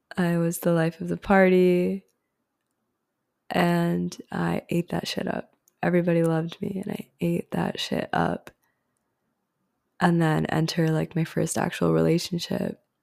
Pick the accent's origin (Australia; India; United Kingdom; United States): India; I grew up in a Hindu household. I'm Indian